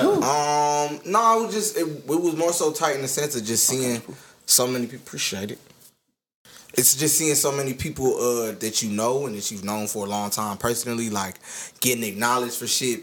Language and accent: English; United States; also born or lived in Jamaica (ancestry); I was born over here.